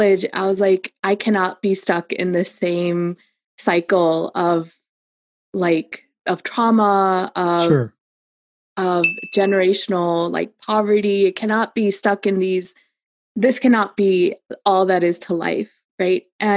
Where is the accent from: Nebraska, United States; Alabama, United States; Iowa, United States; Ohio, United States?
Ohio, United States; Cincinnati; I was just a girl in Cincinnati